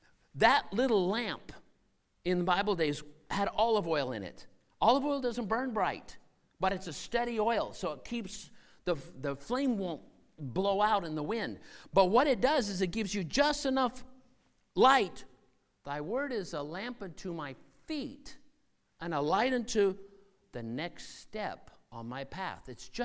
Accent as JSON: {"language": "English", "country": "Senegal", "tie": "born or raised there", "said": "Where I grew up in Senegal, out on the coast, they had these huge boat canoes made out of ironwood."}